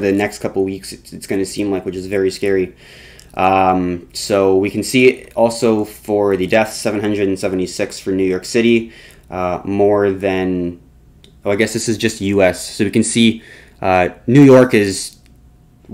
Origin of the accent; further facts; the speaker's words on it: Canada; we are Canadian